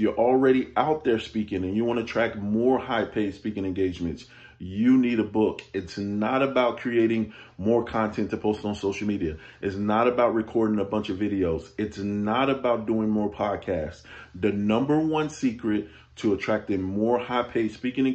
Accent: Chicago, Illinois, United States; moved away; also born or lived in Virginia; I'm from Chicago. I was born in Cabrini Green Housing Project

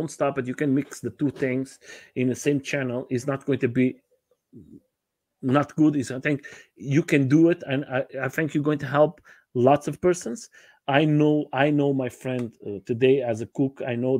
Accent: Portugal; I have my wife is from Brazil and I'm from Portugal.

